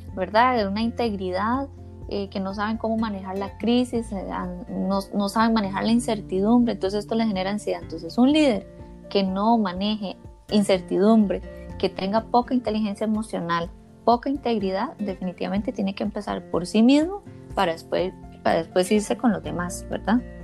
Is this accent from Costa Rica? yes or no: yes; Costa Rica; como decimos aquí en Costa Rica